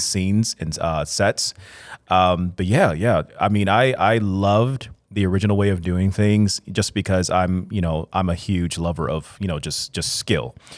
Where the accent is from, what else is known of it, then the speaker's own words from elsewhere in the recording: Chicago, Illinois, United States; I'm an artist born and raised in Chicago, Illinois